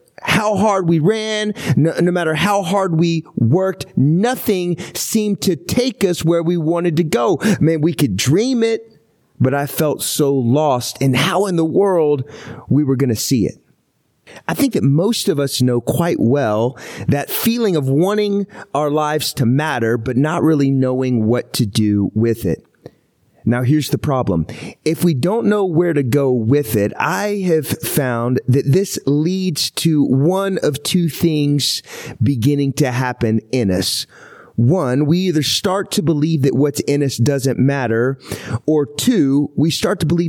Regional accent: Houston, Texas, United States; moved away; also born or lived in Seattle, Washington; I was born in Houston

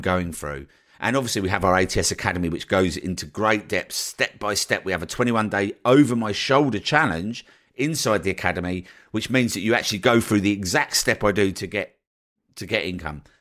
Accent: United Kingdom; as a Brit

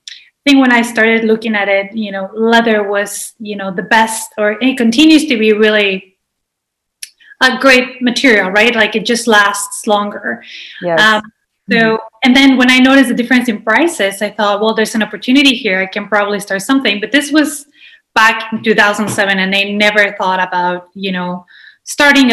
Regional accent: Mexico City, Mexico; moved away; I'm originally from Mexico City. Yes. I grew up in one of the largest cities in the world

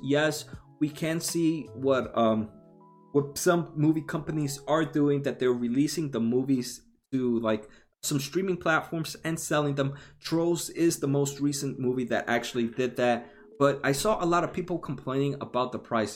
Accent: New Jersey, United States; I'm from New Jersey

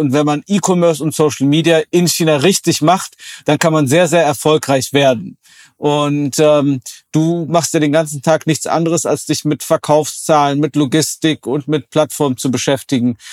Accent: Oberbergischer Kreis, North Rhine-Westphalia, Germany; born or raised there

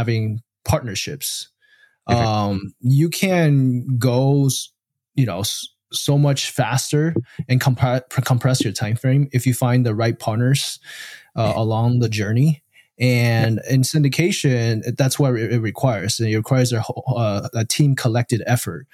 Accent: Taiwan; now in United States; originally I'm from Taiwan

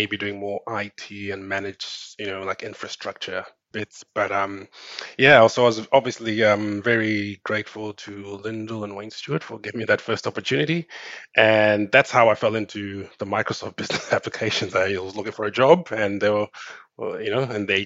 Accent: Cape Town, Western Cape, South Africa; moved away as an adult; also born or lived in Zimbabwe / Auckland, New Zealand / Australia; I'm originally from Zimbabwe. I grew up and I did my uni in South Africa in Cape Town

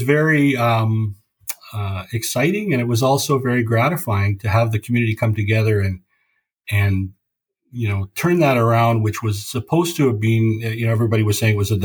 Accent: Vancouver, British Columbia, Canada; I was born here. So, you know, I grew up in Vancouver

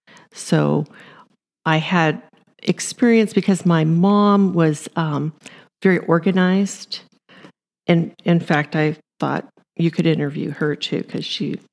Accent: Los Angeles, California, United States; moved away as an adult; We grew up in Southern California, Los Angeles area.

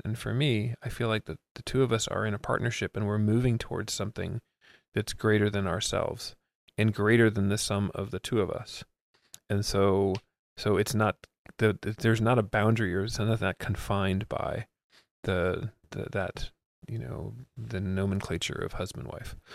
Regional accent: Miami, Florida, United States; first language English; I grew up in Miami

